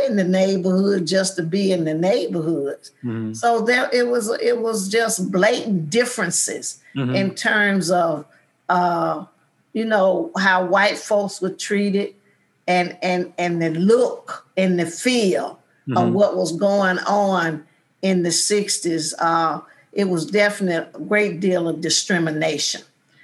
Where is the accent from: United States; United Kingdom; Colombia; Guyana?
United States; Selma, Alabama; I grew up in George Washington Carver Projects